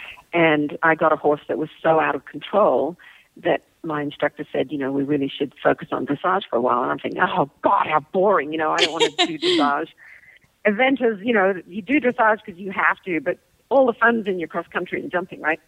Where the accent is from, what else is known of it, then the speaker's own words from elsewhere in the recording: Australia; moved away; I'm from Australia. So I was in Sydney